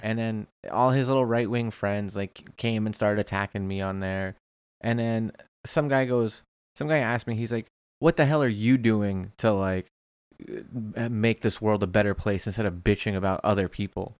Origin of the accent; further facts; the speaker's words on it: Springfield, Virginia, United States; now in Orange County, United States; I grew up broke in Springfield, Virginia